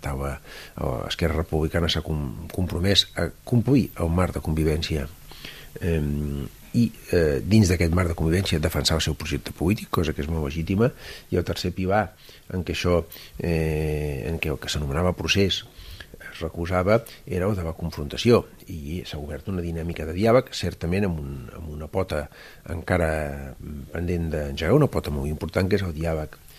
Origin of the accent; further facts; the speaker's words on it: La Roca del Vallès, Catalonia, Spain; del meu poble, de la Roca del Vallès